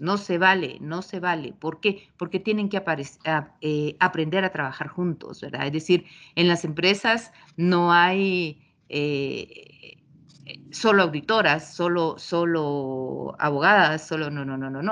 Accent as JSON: {"language": "Spanish", "country": "Guatemala", "said": "Luego me fui por siete años de Guatemala y cuando regresé"}